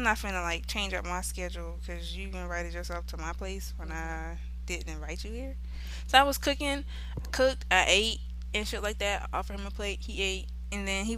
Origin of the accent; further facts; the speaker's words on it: South Carolina, United States; moved away; I'm from South Carolina too